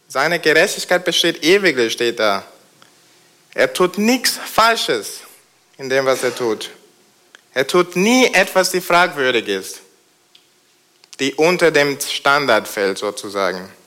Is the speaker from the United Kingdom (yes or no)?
yes; United Kingdom; German is a second language; now in Germany; Da ihr in Deutschland kein Königshaus habt, äh, weiß es nicht, ob ihr Majestät und Pracht kennt. Ich komme aus Großbritannien. Man sieht doch, oder? Und, aber das stimmt. Und da haben wir das Königshaus.